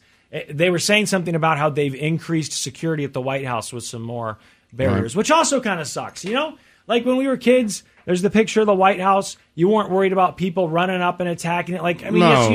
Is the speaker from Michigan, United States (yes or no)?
no; Missouri, United States; from Missouri, my home state